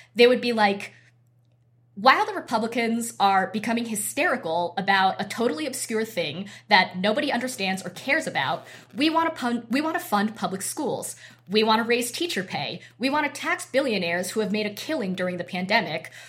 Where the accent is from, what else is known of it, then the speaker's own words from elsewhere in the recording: Boise, Idaho, United States; I grew up in Boise, Idaho